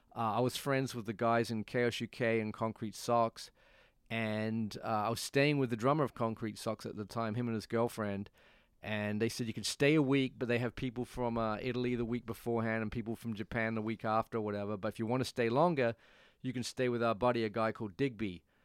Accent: Perth, Western Australia, Australia; also born or lived in Nottingham, England; now in New York, United States; my t-, hometown is a place called Perth, uh, P E R T

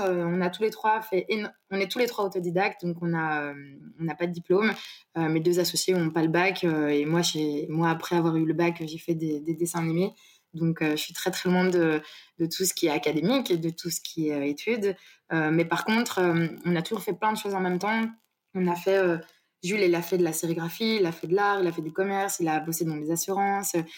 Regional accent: Brussels, Brussels-Capital Region, Belgium; now in Marseille, France; je viens de, de Bruxelles.

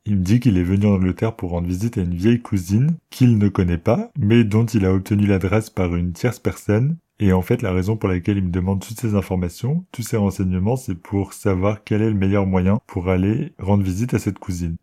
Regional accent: France; moved away as an adult; also born or lived in London, England; On parle français, on est français tous les deux.

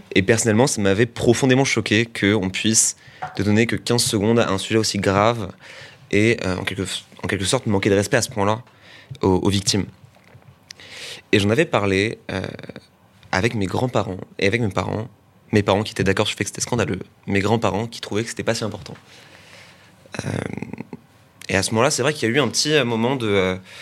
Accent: Boulogne-Billancourt, Île-de-France, France; also born or lived in Paris; je viens de Boulogne, puis, euh, puis du 16e

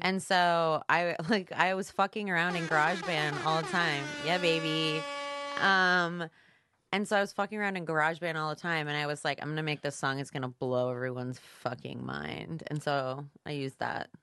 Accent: New Jersey, United States; moved away as an adult; also born or lived in Chicago; now in Los Angeles, United States; I grew up in New Jersey. I was there till I was eighteen.

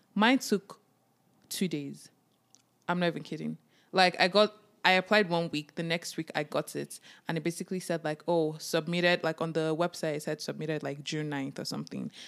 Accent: Nigeria; now in Canada; As a Nigerian immigrant, as a Nigerian child

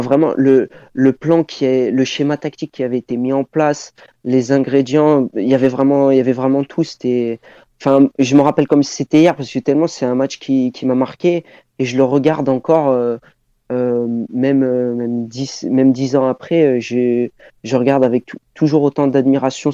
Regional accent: Clermont-Ferrand, Auvergne-Rhône-Alpes, France; je suis de Clermont de Clermont au niveau de ma ville d'origine

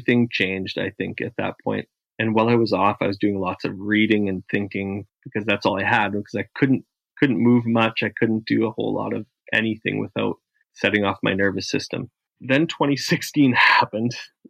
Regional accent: Canada; as a Canadian

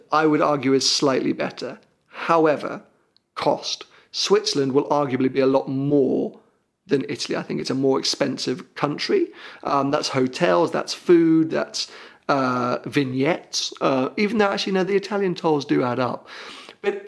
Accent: London, United Kingdom; I come from London, a city where people literally will work out and eat lunch at the same time

